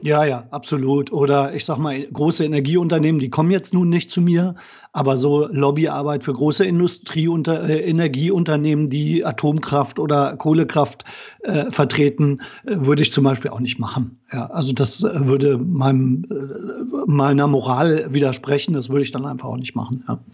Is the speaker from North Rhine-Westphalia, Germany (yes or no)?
no; Braunschweig, Lower Saxony, Germany; moved away as an adult; also born or lived in Bremen / Kiel; now in Koblenz, Germany; ich komme aus Braunschweig, äh, bin in Braunschweig groß geworden